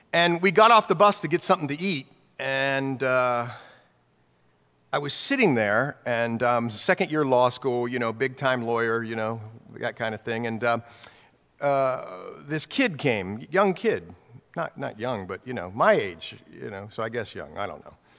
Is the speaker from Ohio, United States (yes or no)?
yes; Newark, Ohio, United States; moved away; Jan and I grew up in Ohio, same hometown in Ohio, Newark, Ohio